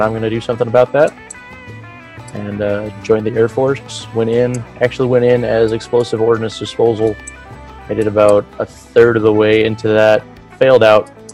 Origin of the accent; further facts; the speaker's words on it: Vancouver, Washington, United States; also born or lived in Albuquerque, New Mexico; I grew up in uh, Vancouver, so I was I was born in Albuquerque actually, and then six months later parents got out of the service, left up to Vancouver